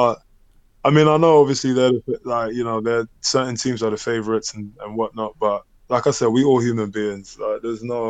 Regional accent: London, United Kingdom; moved away as an adult; where I grew up in Hackney

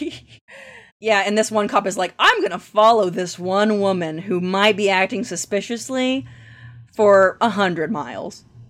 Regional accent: Ramona, Oklahoma, United States; moved away; So I'm from Ramona, Oklahoma originally, which is about, um, ten minute drive away from where those murders happened.

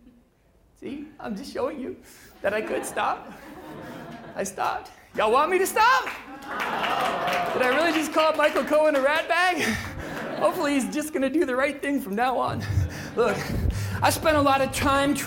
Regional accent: British Columbia, Canada; moved away; I did some university studies where I come from, British Columbia.

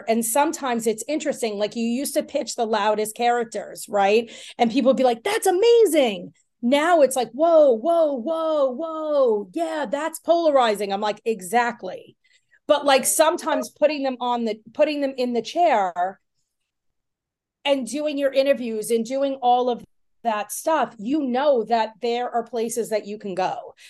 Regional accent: Long Island, New York, United States; I grew up in Long Island.

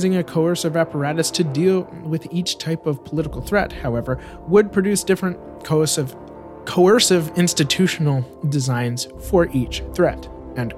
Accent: United States; as an American

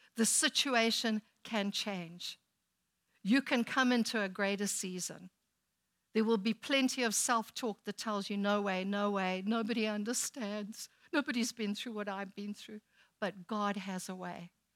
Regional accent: South Africa; now in United States; When we go back to South Africa

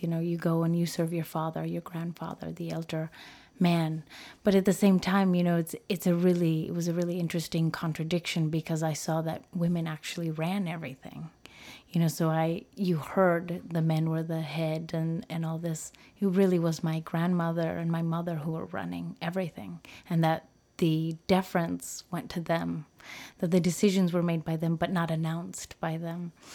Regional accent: United States; first language Spanish; English is a second language; being born and raised in the United States

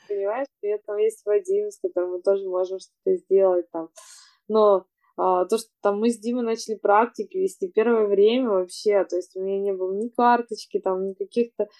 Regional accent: Yekaterinburg, Sverdlovsk Oblast, Russia; now in Moscow, Russia; я из Екатеринбурга, там, там нет моря

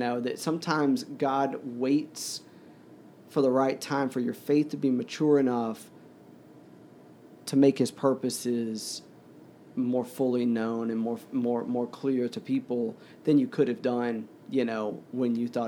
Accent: the South, United States; now in New York City, United States; well, I grew up in the South, but I'm a, you know, New Yorker.

